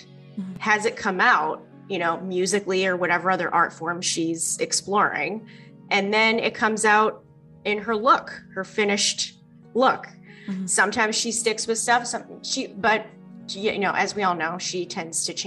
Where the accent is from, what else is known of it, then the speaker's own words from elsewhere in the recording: East Coast, United States; moved away; also born or lived in California; I'm originally from the East Coast